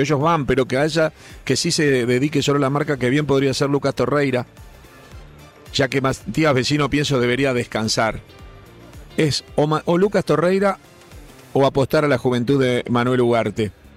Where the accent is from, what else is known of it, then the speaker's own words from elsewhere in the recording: Uruguay; nos reconocen como uruguayos